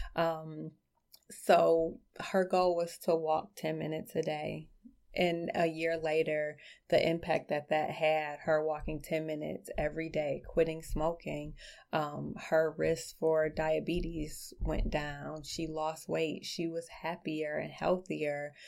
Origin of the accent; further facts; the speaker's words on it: Detroit, Michigan, United States; I grew up in Southwest Detroit, um, a very small, close-knit community